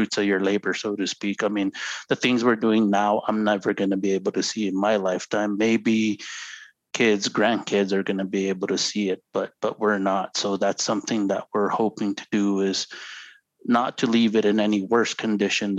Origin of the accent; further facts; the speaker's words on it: Zuni Pueblo, New Mexico, United States; now in Santa Clara Pueblo, United States; I'm originally from Zuni Pueblo. Currently live in Santa Clara Pueblo